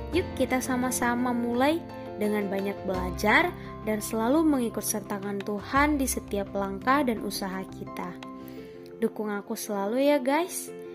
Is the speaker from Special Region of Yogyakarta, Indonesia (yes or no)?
no; Pekanbaru, Riau, Indonesia; moved away as an adult; now in Lampung, Indonesia; asal aku dari Pekanbaru, Riau. Jadi ceritanya aku merantau nih guys di Lampung.